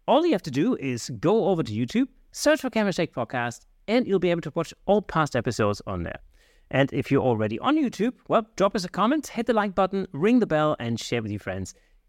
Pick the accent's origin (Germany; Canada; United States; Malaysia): Germany; I'm German, actually.